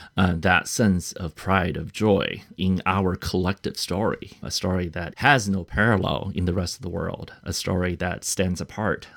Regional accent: United States; an American author to represent our country

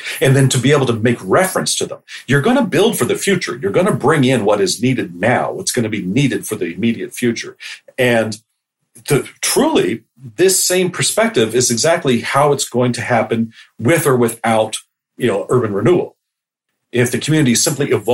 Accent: Halifax, Nova Scotia, Canada; moved away; also born or lived in United States; I grew up in North America, both in, you know, United States and Canada. And Halifax, where I was an adolescent

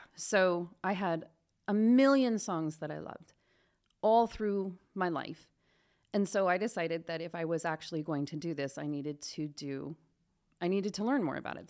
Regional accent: Pella, Iowa, United States; now in Spokane, United States; I grew up in Pella, Iowa

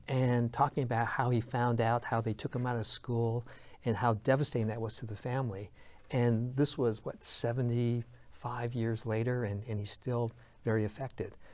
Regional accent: United States; I'm a third generation American. You know, my grandparents came here over a hundred ten years ago

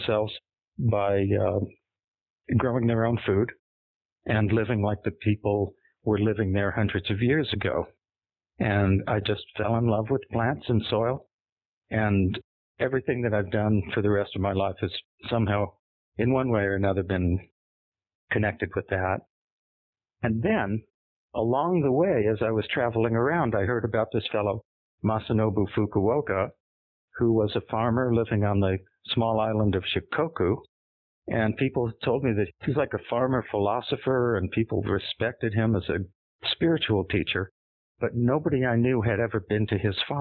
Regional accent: Los Angeles, California, United States; moved away as an adult; I grew up in Los Angeles in the city

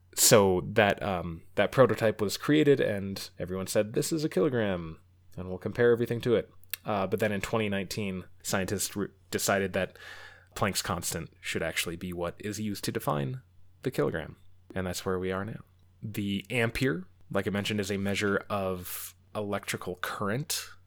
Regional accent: United States; especially as an American

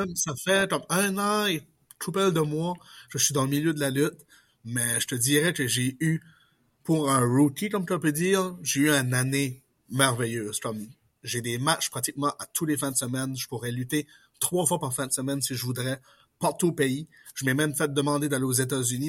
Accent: Pointe-Sapin?, New Brunswick, Canada; accent: Acadian; also born or lived in Port-la-France; je suis originaire de Potemouche dans la péninsule acadienne, au Nouveau-Brunswick

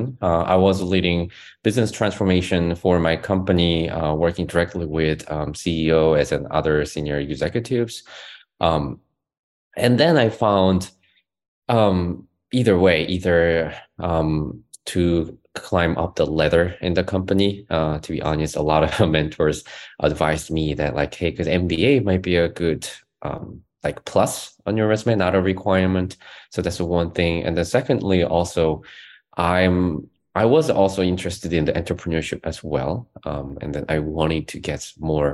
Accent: South Korea; moved away as an adult; now in Charlottesville, United States; I'm originally from South Korea and my family is still there

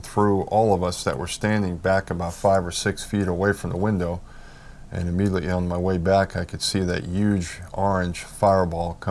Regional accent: New York City, New York, United States; moved away; I grew up in New York. My dad was a New York City policeman for 37 years, so I was very familiar with New York City

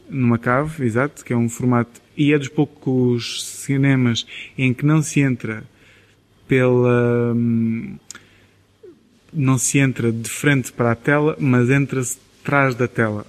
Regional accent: Vila Nova de Milfontes, Beja District, Portugal; now in Sines, Portugal; eu sou de Vilão Mil Fontes

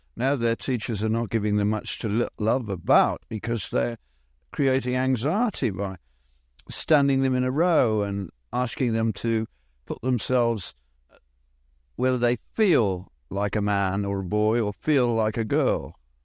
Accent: Birmingham, West Midlands, United Kingdom; moved away; Granville-Mac in Birmingham, we did not lock our doors in an industrial area, Birmingham being the British equivalent of Detroit

